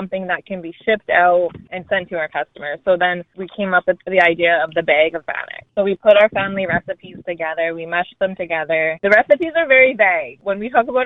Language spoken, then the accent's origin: English; White Bear First Nations, Saskatchewan, Canada; I'm from White Bear First Nations